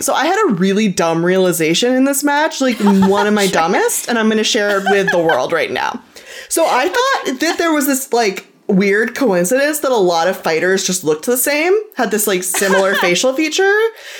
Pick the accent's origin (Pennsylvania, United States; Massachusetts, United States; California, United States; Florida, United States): California, United States; Southern; I'm from California. Yeah. I may be from Southern California